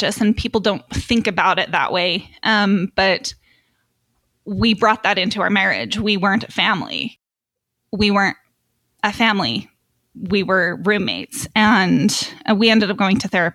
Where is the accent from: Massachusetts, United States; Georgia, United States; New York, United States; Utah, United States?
Utah, United States; I was born and raised in Utah, active LDS, and so was my husband.